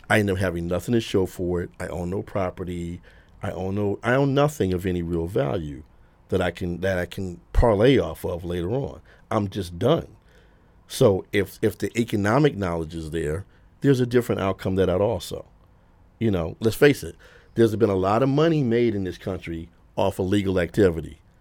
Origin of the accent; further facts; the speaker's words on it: Detroit, Michigan, United States; now in New York, United States; growing up in Detroit